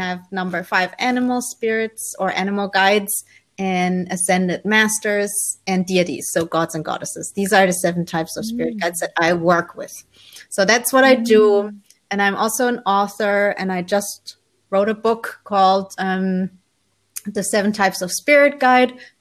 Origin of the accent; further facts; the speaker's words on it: Germany; also born or lived in Colombia; So I was born in Colombia in South America, but was adopted as a baby by my parents who are from Holland. So I'm Dutch on my passport, but I grew up in Germany.